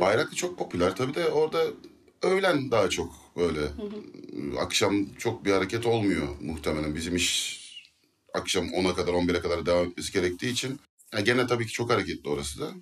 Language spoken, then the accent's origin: Turkish; Izmir, Turkey; biz Alsancaklıyız